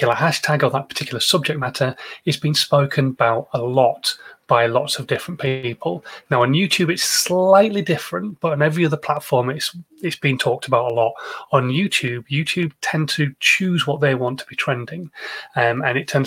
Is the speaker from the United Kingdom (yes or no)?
yes; Yorkshire and the Humber, United Kingdom; now in Andover, United Kingdom; I am a Yorkshireman